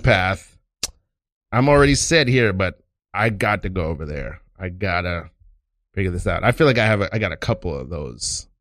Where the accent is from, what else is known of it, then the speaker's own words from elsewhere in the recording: New York City, New York, United States; being from Brooklyn